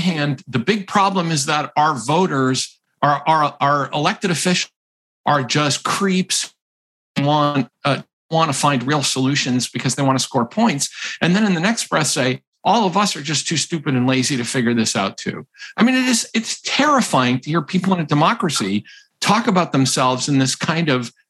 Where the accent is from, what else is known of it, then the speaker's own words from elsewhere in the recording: Massachusetts, United States; now in Rhode Island, United States; I am from Massachusetts and live in Rhode Island.